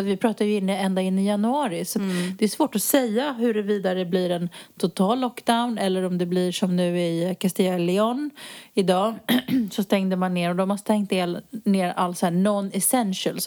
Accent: Sweden; moved away as an adult; now in Spain; jag är ju utflyttad från Sverige sedan många år tillbaka

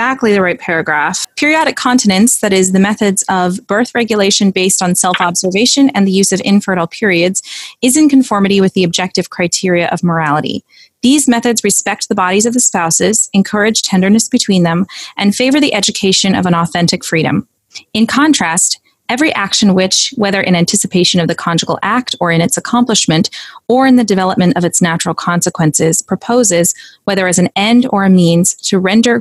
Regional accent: Arlington Diocese, Virginia, United States; I come from the Arlington Diocese. There's a lot of big families. I grew up being exposed to a lot of big families.

